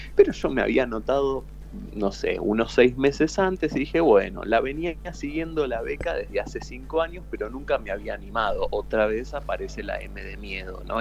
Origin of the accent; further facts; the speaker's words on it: Aldo Bonzi, Buenos Aires Province, Argentina; also born or lived in Parque Patricios, Buenos Aires; Aldo Bonzi es una pequeña localidad que está en el partido de La Matanza, a unos 20 minutos de la Universidad de La Matanza. Y, bueno, eh, ahí me crié toda mi infancia, mi adolescencia eh, y mi joven adultez.